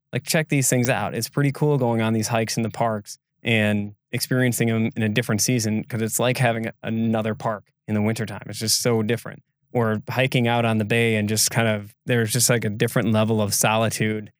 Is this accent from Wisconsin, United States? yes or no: yes; Door County, Wisconsin, United States; this tiny little town in my hometown community